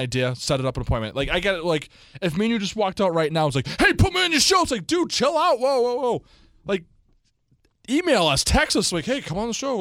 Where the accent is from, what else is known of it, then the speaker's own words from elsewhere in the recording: Boston, Massachusetts, United States; accent: Boston; we have Boston accents